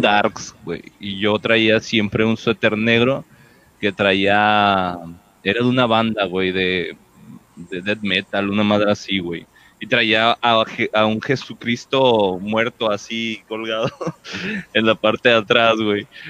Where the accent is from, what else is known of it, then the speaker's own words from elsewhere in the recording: Puerto Vallarta, Jalisco, Mexico; yo también tuve el cambio así de, rancho a, ciudad. Este, bueno, no es tan grande de Vallarta